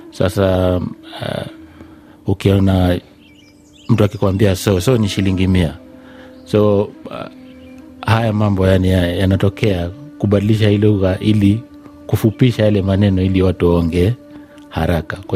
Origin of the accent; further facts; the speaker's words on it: Kisii County, Kenya; ninatokea sehemu za Kenya, sehemu za Kisii.